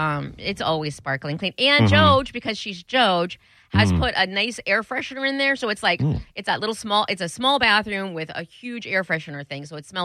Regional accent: Iowa, United States; I'm from Iowa.

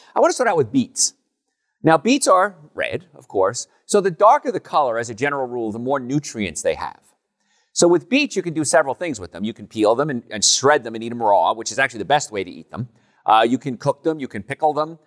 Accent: Hoboken, New Jersey, United States; moved away; I grew up in Hoboken, New Jersey

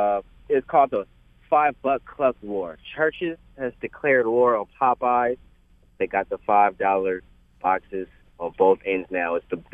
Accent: Louisiana, United States; You know, I'm from Louisiana. I gotta have that dirty rice.

